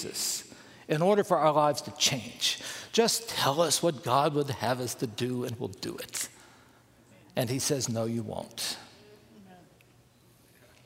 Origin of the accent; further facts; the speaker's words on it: Bluefield, West Virginia, United States; I grew up in Bluefield, West Virginia